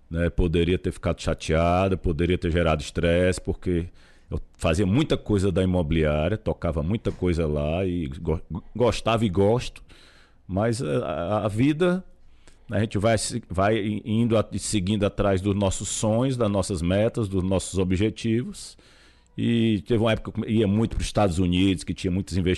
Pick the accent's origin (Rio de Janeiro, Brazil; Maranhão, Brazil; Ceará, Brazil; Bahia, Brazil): Ceará, Brazil; Fortaleza; born there; moved away as an adult; now in São Paulo, Brazil; Nasci em Fortaleza. Tô, estou morando em São Paulo.